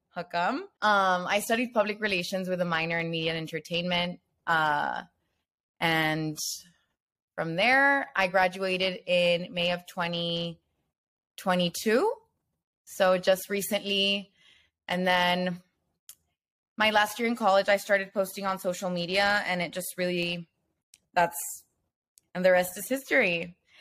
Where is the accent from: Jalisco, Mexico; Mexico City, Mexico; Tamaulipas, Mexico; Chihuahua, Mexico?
Tamaulipas, Mexico; Nuevo Laredo; moved away as an adult; also born or lived in Austin, Texas; I was born in Laredo, Texas, but I lived the majority of my life in Olaredo, Tamaulipas, which is across the border.